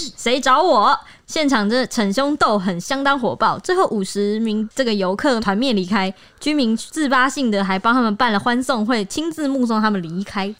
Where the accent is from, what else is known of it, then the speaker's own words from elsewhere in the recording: Taiwan; 我们台湾人是一个非常有礼貌的国度